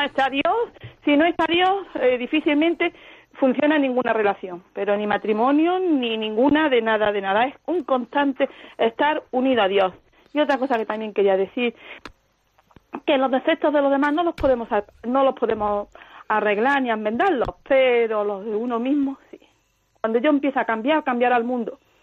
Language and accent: Spanish; Ronda, Andalusia, Spain; soy de Málaga